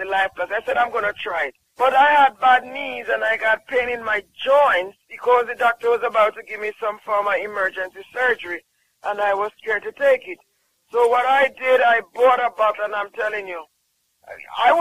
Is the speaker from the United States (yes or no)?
no; Jamaica; I'm from Jamaica.